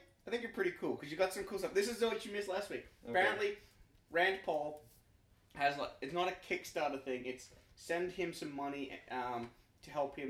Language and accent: English; Australia; now in Canada; I'm an Australian living in Canada